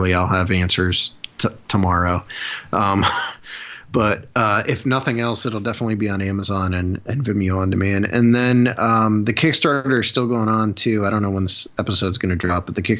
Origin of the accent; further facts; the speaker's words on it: Northeast Ohio, United States; I'm from Neo. I'm from Northeast Ohio, and we're right on that line.